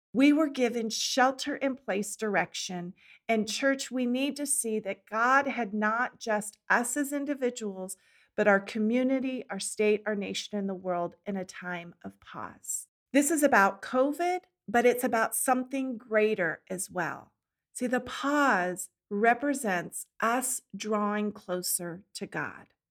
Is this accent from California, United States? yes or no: yes; California, United States; moved away as an adult; also born or lived in Washington State; I grew up in California by the beach